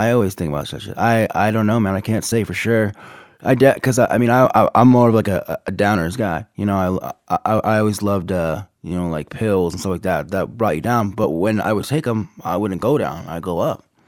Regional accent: Abbotsford, British Columbia, Canada; moved away as an adult; also born or lived in Minot, North Dakota / Tacoma, Washington / Sacramento; now in United States; my mother took me and my sisters and we went up to Canada and I grew up there

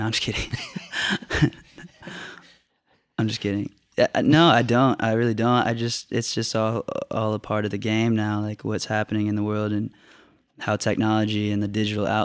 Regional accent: Orlando, Florida, United States; we're from Dr. Phillips, which is a suburb right outside of it.

